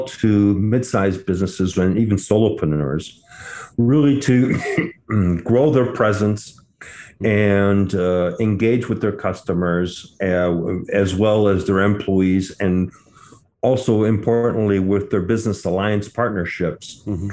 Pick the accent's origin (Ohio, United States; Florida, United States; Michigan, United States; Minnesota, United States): Michigan, United States; Detroit; also born or lived in Bordeaux, France; I grew up in the Detroit area